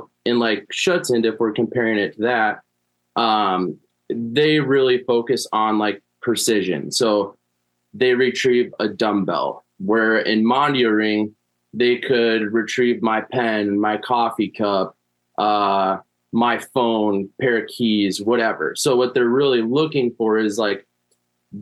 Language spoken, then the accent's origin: English; Minnesota, United States; I'm from Minnesota. I live about 20, 30 minutes east of the cities